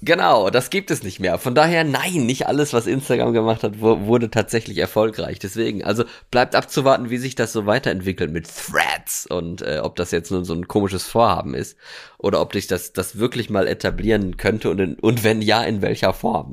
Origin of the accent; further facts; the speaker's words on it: Germany; ich komme nicht aus Deutschland. komme ich